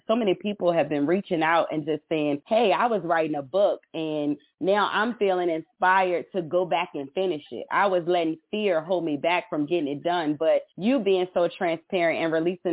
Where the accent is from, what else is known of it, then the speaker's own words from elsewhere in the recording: Petersburg, Virginia, United States; I am from Petersburg, Virginia